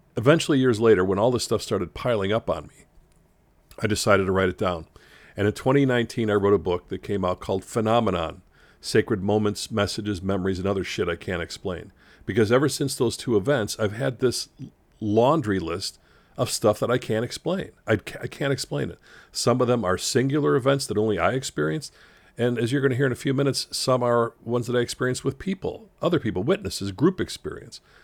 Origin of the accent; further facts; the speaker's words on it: Chicago, Illinois, United States; I grew up in Chicago